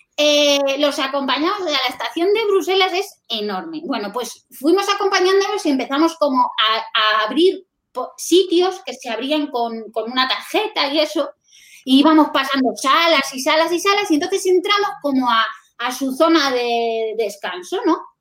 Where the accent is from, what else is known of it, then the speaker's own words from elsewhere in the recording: Cáceres, Extremadura, Spain; now in Madrid, Spain; Eh, de Cáceres, pero estoy en Madrid